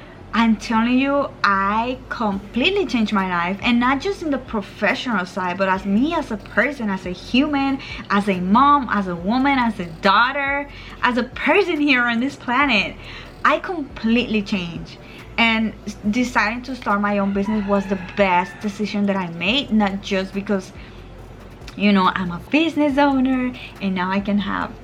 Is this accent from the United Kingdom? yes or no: no; Puerto Rico; moved away as an adult; also born or lived in Virginia; So I am from Puerto Rico and I am living in Puerto Rico again